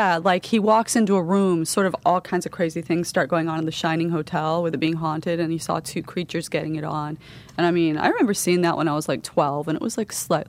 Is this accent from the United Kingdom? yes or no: yes; United Kingdom; now in Florida, United States; that's why we came from England to Florida, because they recruited a lot of writers from England because of the tabloid style, and they hooked them up with green cards.